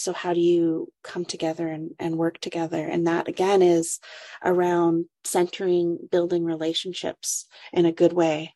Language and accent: English; Curve Lake First Nation, Ontario, Canada; moved away as an adult; also born or lived in Waterloo Region, Ontario; now in Waterloo, Canada; I come from Curve Lake First Nation. It's a small community north of Peterborough, Ontario.